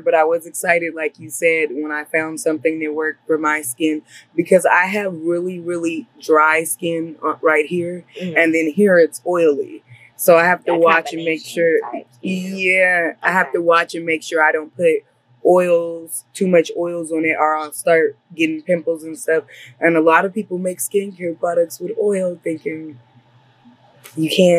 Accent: Los Angeles, California, United States; I grew up in LA. I was born in Los Angeles. I grew up in the South Central

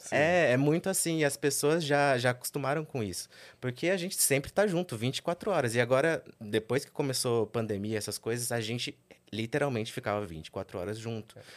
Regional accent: Sorocaba, São Paulo, Brazil; moved away as an adult; now in São Paulo, Brazil; originalmente, eu sou de Sorocaba. Vivi lá a minha vida toda com os meus pais

